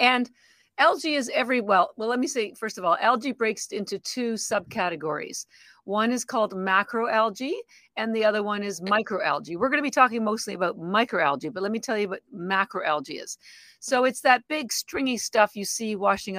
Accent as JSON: {"language": "English", "country": "Canada", "moved": "as an adult", "lives_now": "Boston, United States", "said": "I'm actually Canadian and I've lived in Boston, Boston, Massachusetts for about 33 years"}